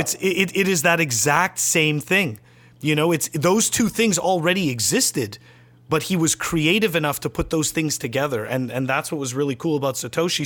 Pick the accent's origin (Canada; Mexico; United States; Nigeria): Canada; I'm a Canadian